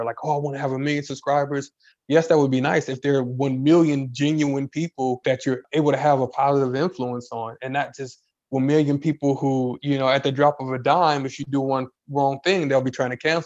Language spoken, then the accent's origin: English; Chicago, Illinois, United States; I'm from Chicago. It's a big city, but we're country